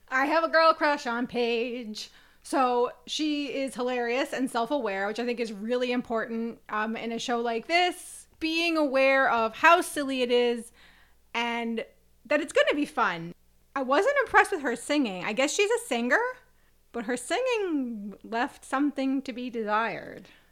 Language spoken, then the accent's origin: English; United States; we are American